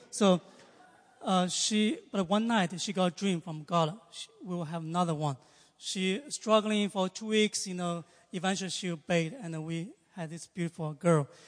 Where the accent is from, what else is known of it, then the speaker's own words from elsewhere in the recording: China; moved away as an adult; now in United States; I am from China, and uh, um, I came to U.S. 18 years ago when I was 26.